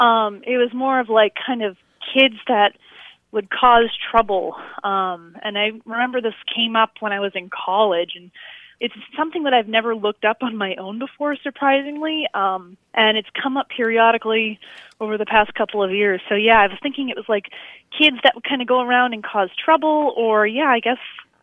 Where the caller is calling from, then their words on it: Wolcott, Vermont, United States; I'm calling from Wolcott, Vermont.